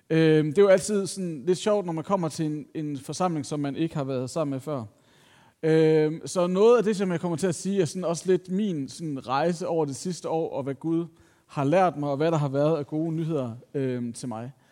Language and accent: Danish; Copenhagen, Capital Region of Denmark, Denmark; Jeg var sådan lidt, jeg er fra København, hvad sker der?